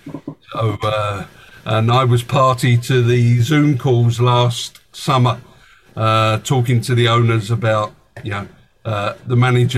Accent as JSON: {"language": "English", "region": "London", "country": "United Kingdom", "tie": "born or raised there", "said": "as someone who was born and bred in Tottenham"}